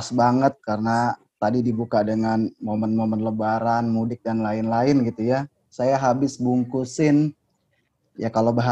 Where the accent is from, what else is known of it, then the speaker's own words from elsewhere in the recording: Jakarta, Indonesia; Uh, kalau bicara mudik, sebenarnya jujur saya orang Betawi asli gitu ya.